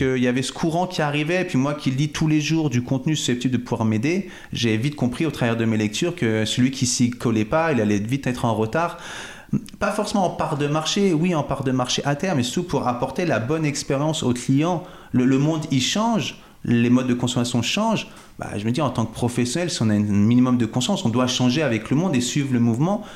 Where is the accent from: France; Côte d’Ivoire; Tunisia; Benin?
France; Cachan, Île-de-France; moved away as an adult; also born or lived in Vitry-sur-Seine / Fresnes; now in Chablais, France; Je suis né à Vitry-sur-Seine, à la porte de Paris. Puis j'ai principalement grandi sur Cachan, dans le Val-de-Marne, et Fresnes, dans le Val-de-Marne également